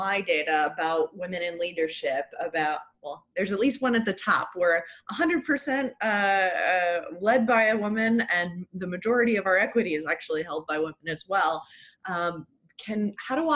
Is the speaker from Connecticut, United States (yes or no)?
yes; Hartford, Connecticut, United States; I grew up in Hartford, Connecticut.